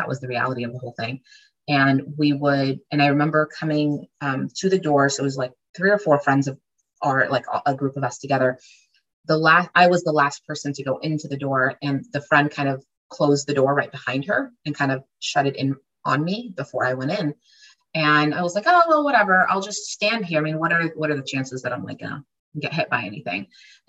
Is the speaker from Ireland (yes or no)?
no; Jerusalem, Jerusalem District, Israel; born there; And it says Israel. And I was born in Jerusalem. And so, it's a beautiful place.